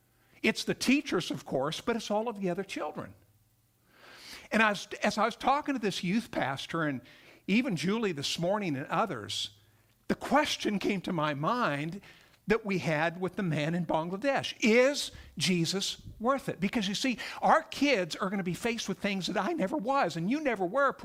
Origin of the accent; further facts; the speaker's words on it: Montana, United States; accent: Texas; also born or lived in Texas; I grew up in Montana, by the way. Someone noted I have a little bit of a kind of a Texas accent because I went to seminary in Texas. And we stayed down there for a few decades, actually, about 30 years. But I went to college in Montana, grew up there